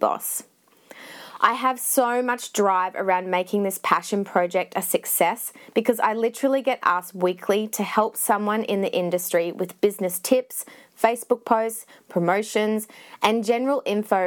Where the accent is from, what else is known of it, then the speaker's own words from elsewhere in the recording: Australia; also born or lived in Scotland; I was born in Scotland and moved to Australia when I was 3